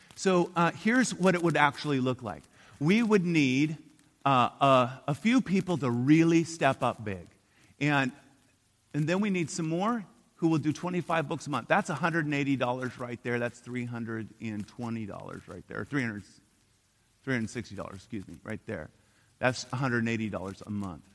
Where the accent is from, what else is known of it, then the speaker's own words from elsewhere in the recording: Portland, Oregon, United States; I'm from Portland, Oregon, and uh, we're a bunch of pagans up there